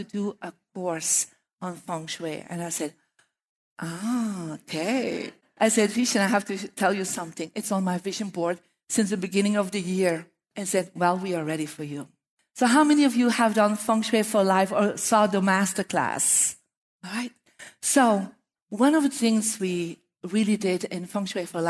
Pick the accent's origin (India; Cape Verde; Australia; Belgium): Belgium; moved away; I'm from Belgium